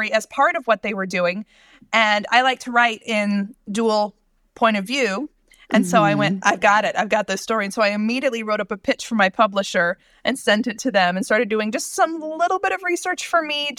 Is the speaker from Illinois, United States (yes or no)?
no; Indiana, United States; also born or lived in California / Ohio; I've lived in Indiana since I was 12